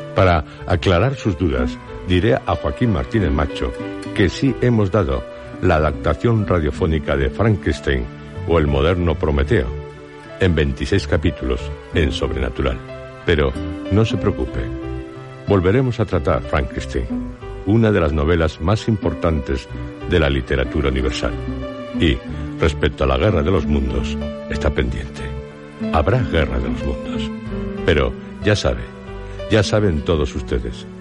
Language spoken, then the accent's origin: Spanish; Asturias, Spain; mi tierra, Asturias